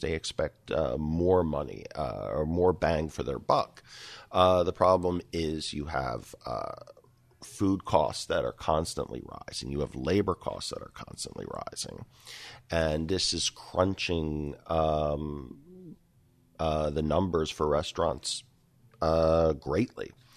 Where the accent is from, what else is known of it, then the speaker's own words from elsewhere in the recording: Philadelphia, Pennsylvania, United States; now in Rochester, United States; grew up and cut my teeth in, uh, in and around Philadelphia